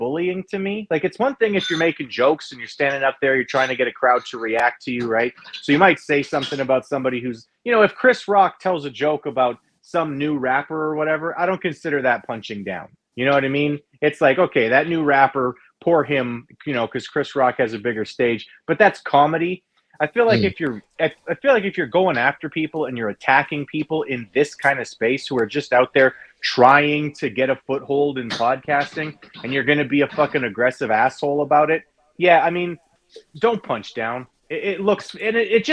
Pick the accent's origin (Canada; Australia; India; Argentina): Canada; I'm Canadian